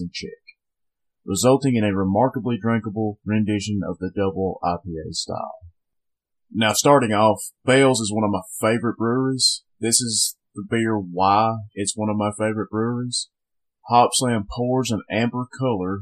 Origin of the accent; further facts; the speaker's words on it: Northwest Alabama, United States; I'm from Northwest Alabama